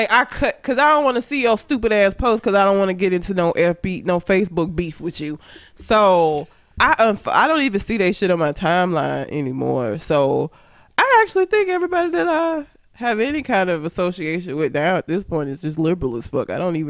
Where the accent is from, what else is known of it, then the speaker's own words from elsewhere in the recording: Talladega, Alabama, United States; I'm from Talladega.